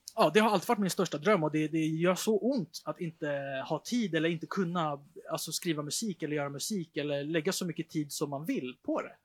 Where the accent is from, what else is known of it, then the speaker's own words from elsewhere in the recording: Stockholm, Stockholm County, Sweden; där jag är uppvuxen